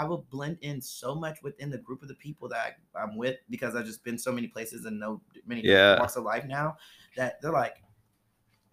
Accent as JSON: {"language": "English", "town": "Columbus", "region": "Ohio", "country": "United States", "said": "I'm from Columbus, Ohio."}